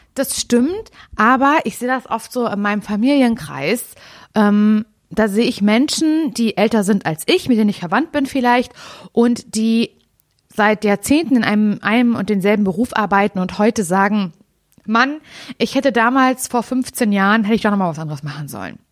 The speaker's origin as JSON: {"language": "German", "region": "Mecklenburg-Vorpommern", "country": "Germany", "said": "mein Herz schlägt ja für Norddeutschland, wie wir alle wissen, weil ich komme aus MacPom"}